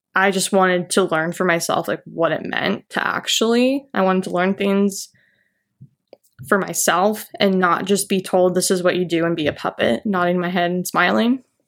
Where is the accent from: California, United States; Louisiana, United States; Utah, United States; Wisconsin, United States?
Utah, United States; Orem; I grew up in Utah County, Orem, Provo area as a child